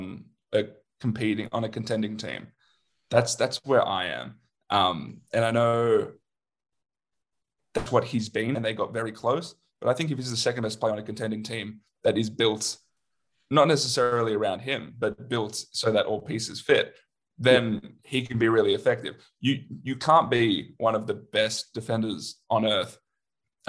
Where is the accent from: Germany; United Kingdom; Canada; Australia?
Australia; because we're Australian